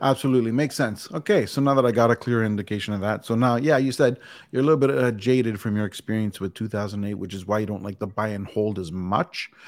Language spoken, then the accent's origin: English; Canada; I'm Canadian